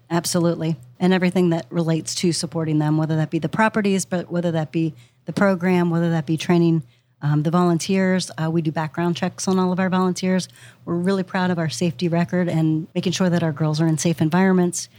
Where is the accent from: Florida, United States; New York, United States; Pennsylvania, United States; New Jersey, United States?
Pennsylvania, United States; moved away as an adult; now in Ohio, United States; I'm from Pennsylvania originally